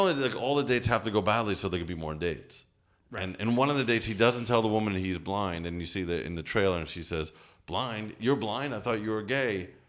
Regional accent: New Jersey, United States; I'm from Jersey in the '80s.

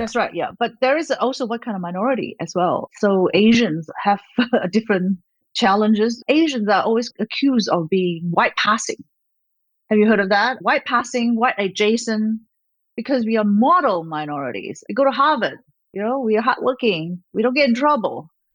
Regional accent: Malaysia; also born or lived in Australia; now in United States; I was born in Malaysia, a country near Singapore in Southeast Asia

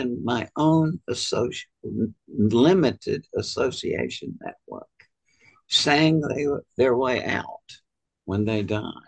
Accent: Georgia, United States; I was from Georgia where I went to medical school.

